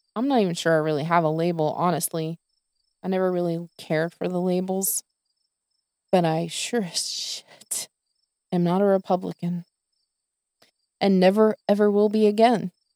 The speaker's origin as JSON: {"language": "English", "region": "the South", "country": "United States", "tie": "born or raised there", "said": "I was born and raised in the South"}